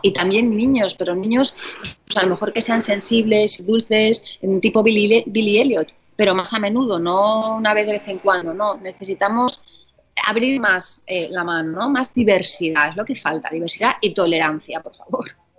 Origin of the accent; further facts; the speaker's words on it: Galicia, Spain; moved away; en Galicia, mi tierra, eh, somos muchos del carnaval ya desde toda la vida